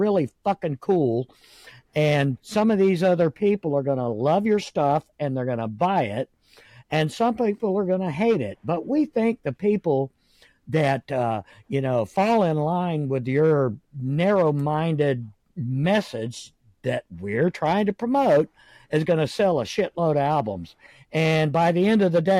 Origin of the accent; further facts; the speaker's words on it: Jacksonville, Florida, United States; also born or lived in Middleburg, Florida; I was raised in Jacksonville, Florida